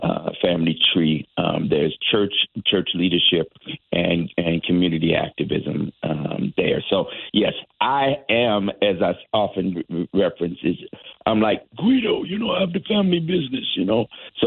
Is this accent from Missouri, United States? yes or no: yes; St. Louis, Missouri, United States; now in Connecticut, United States; I'm from St. Louis originally, and I grew up in the town just west of a place we all know now, Ferguson.